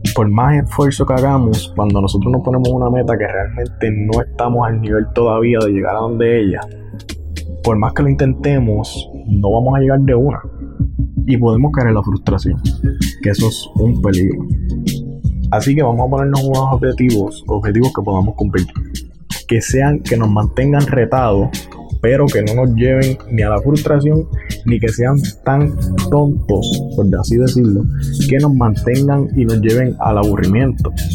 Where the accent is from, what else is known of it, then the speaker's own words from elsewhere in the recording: Puerto Rico; yo soy de Puerto Rico, vivo en Puerto Rico